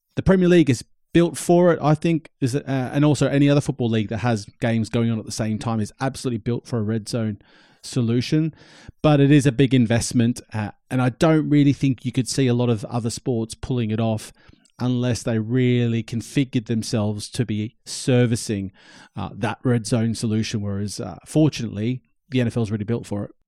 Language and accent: English; Australia; I'm Australian and I was growing up in Australia